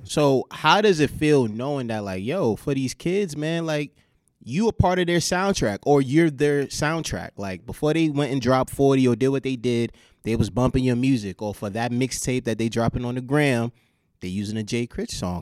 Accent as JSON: {"language": "English", "region": "New York", "country": "United States", "said": "I'm from New York"}